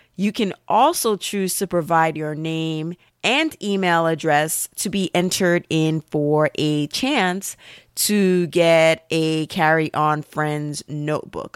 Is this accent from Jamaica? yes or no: yes; Jamaica; also born or lived in Brooklyn, New York, United States; now in New York City, United States; I'm gonna say I'm from the Caribbean